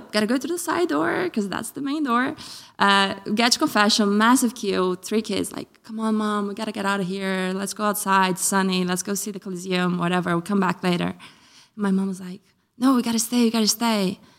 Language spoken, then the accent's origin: English; Brazil; now in United Kingdom; So I grew up in Brazil and I believed in God, but I wasn't practicing. My mom was lapsed. When we moved to England, a couple of years in, my mom decided that she wanted to start going to church again.